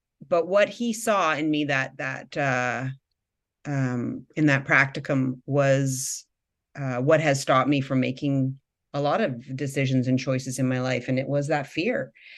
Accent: Victoria, British Columbia, Canada; I was doing a practicum on the east side of Vancouver. I came from from Victoria.

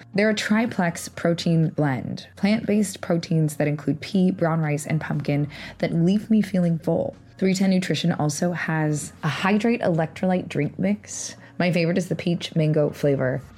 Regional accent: Los Angeles, California, United States; I'm from Los Angeles as well

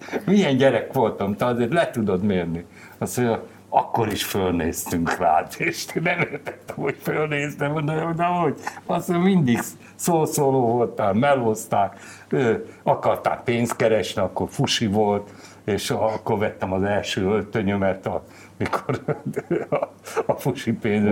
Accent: Gyomaendrőd, Békés, Hungary; Gyomán születtem, gyomai vagyok, és hát a gyökereim ott vannak

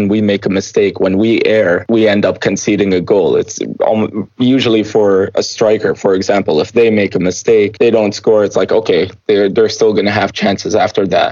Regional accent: Canada; I'm born and raised in Canada

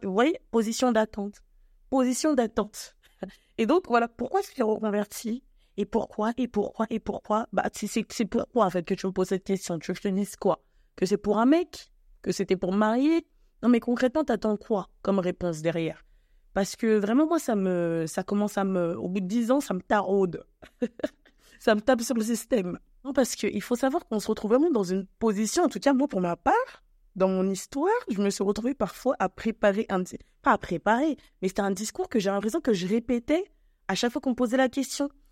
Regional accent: France; also born or lived in Cameroon (ancestry) / Congo (ancestry); je suis née en France, je suis d'origine camerounaise et congolaise.

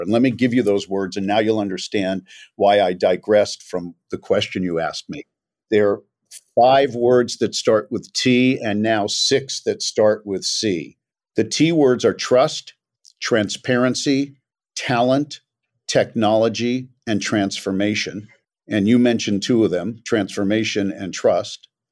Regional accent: Los Angeles, California, United States; also born or lived in New York; I was born in New York but grew up in Los Angeles

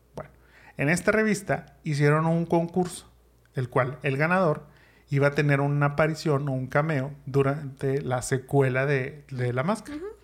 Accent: Monterrey, Nuevo León, Mexico; los que somos de Monterrey o hemos vivido en Monterrey en Nuevo León

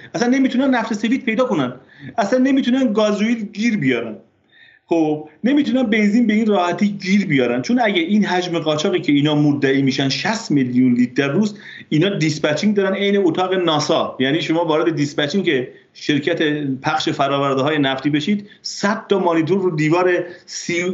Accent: border village near Azerbaijan, Namin county, Ardabil Province, Iran; من به عنوان کسی که در روستا نقطه صفر مرزی بزرگ شدم

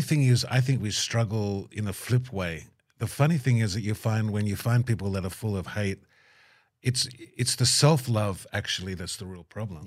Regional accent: Tamworth, New South Wales, Australia; moved away; so Tamworth growing up for me was just one of those sort of, I, you know, beautiful country, you know, experience growing up. And I grew up on a farm just out past the airport

